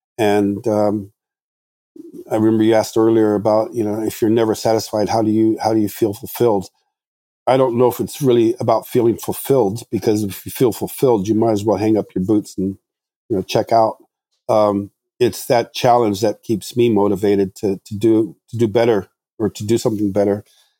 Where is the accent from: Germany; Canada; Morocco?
Morocco; I mean, like I said, I grew up in Morocco and these countries, so you can't expect somebody with that kind of upbringing to have the same design tastes or outlook on life